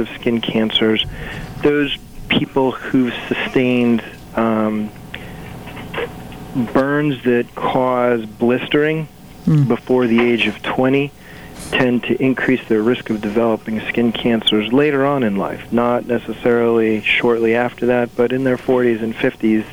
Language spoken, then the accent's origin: English; Waterbury, Connecticut, United States; I grew up here in Waterbury, and I actually started with the St. Mary's Hospital system when I was 15 years old